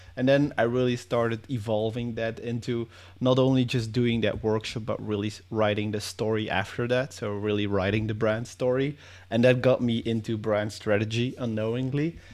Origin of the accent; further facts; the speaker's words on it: Belgium; I'm from Belgium.